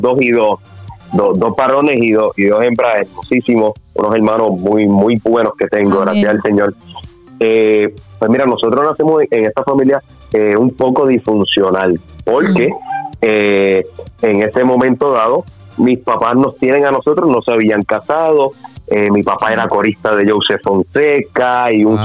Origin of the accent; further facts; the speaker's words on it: Guaynabo, Puerto Rico; also born or lived in San Juan, Puerto Rico; nací obviamente en eh, San Juan, Puerto Rico, pero siempre desde niño he vivido acá en, en, en, como tal. Okay. Nacido y criado aquí